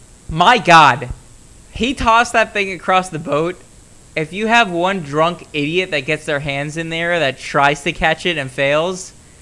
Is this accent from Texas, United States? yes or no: no; Florida, United States; My hometown, Florida Panthers